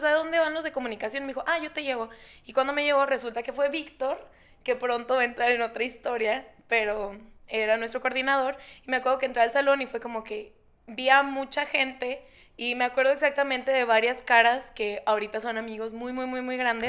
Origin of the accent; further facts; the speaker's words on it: Nogales, Sonora, Mexico; moved away as an adult; now in Guadalajara, Mexico; no soy de aquí, soy de Nogales, Sonora